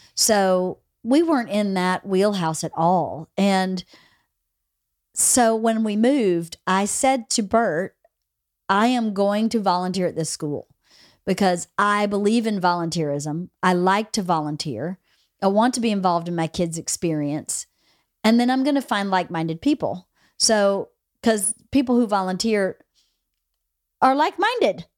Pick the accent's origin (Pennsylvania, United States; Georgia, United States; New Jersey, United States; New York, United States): Georgia, United States; moved away; those kids at least in my hometown, are going to A P classes